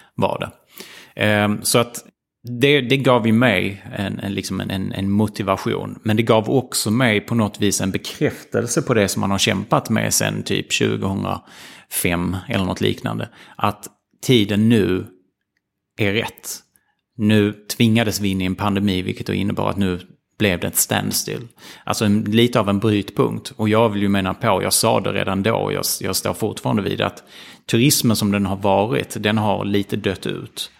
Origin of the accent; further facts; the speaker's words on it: Ystad, Skåne, Sweden; moved away as an adult; jag växte upp i Ystad